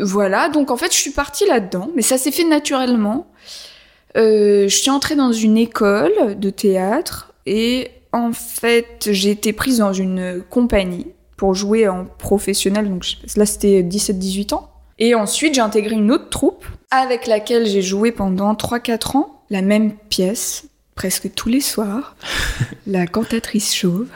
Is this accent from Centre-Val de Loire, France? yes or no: no; Paris, Île-de-France, France; moved away; J'ai grandi à Paris, mais après on est parti dans la forêt